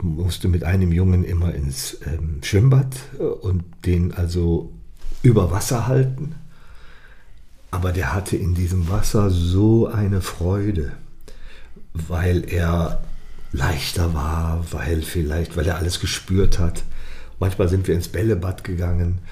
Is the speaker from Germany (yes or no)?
yes; Ratingen, North Rhine-Westphalia, Germany; es war ja in meiner Heimatstadt